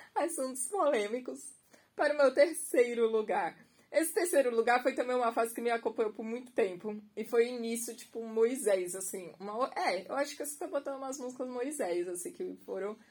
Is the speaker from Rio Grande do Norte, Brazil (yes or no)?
no; Santos, São Paulo, Brazil; also born or lived in Guarujá; nasci, sou, né, naturalizada em Santos, Baixada Santista.